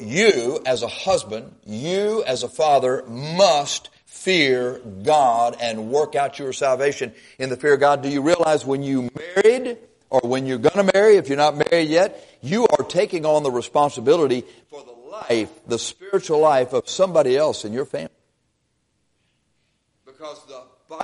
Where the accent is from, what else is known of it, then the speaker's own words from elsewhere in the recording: Texas, United States; We're from Texas